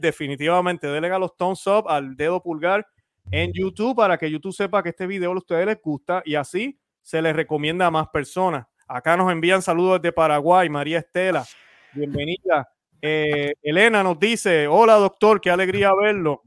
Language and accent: Spanish; Puerto Rico; cuando pequeño en Puerto Rico